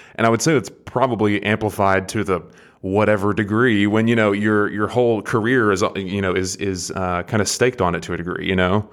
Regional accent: Athens, Tennessee, United States; I'm from about an hour up the road. I don't know if you're familiar with Athens

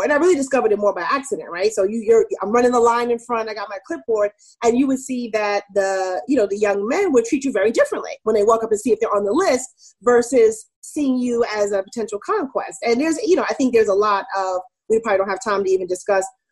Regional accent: New York City, New York, United States; also born or lived in California / Germany / Maryland; I grew up in Queens, New York, mostly. I was, like, born in California. I lived in Germany, but most of my childhood was in New York

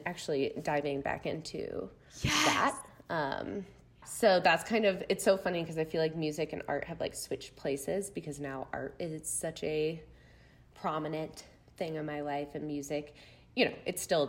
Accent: Chicago, Illinois, United States; also born or lived in Missouri; I'm from the Chicago area. So Midwest gal all around.

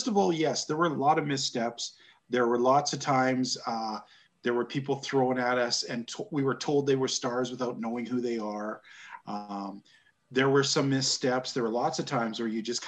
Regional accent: Canada; Being good Canadian boys

